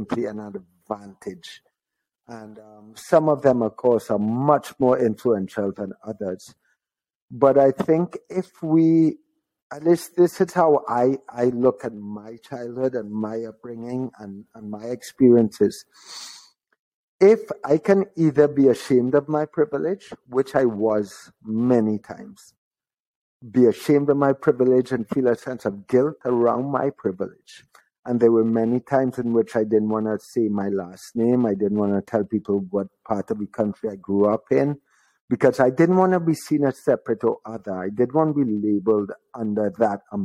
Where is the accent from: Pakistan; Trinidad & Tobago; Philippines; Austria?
Trinidad & Tobago; also born or lived in Florida; growing up in Trinidad